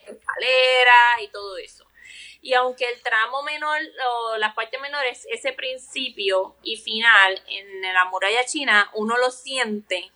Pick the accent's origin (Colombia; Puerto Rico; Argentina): Puerto Rico; Carolina; yo soy de Carolina